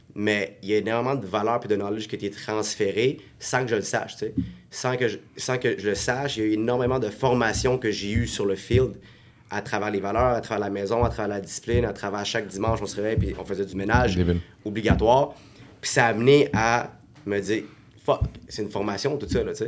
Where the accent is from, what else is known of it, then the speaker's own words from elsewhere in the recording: Montreal, Quebec, Canada; also born or lived in Saint-Hubert, Quebec / Morocco (family origin); on a déménagé de Montréal, parce qu'on a été de HLM à HLM à HLM, au moins trois, je pense, puis quand on a eu assez d'argent, mais ben, quand ils ont eu assez d'argent pour tout simplement euh, déménager à la rive de Montréal, à Saint-Hubert